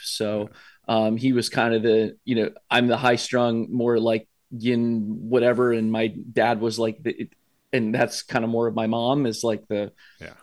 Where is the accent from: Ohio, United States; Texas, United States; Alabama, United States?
Ohio, United States; Columbus; born and raised here in Columbus, Ohio.